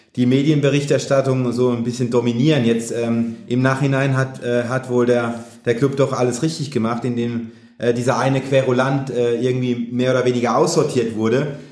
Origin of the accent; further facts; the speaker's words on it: Mannheim area, Baden-Württemberg, Germany; moved away; in Richtung meiner Heimat geht, dritte Liga, SV Waldhof Mannheim